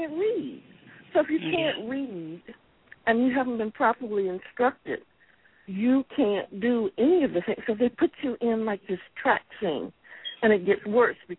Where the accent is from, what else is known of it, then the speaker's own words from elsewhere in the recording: Alexandria, Virginia, United States; My mother was from Dinwiddie, Virginia, but I grew up in Alexandria, Virginia.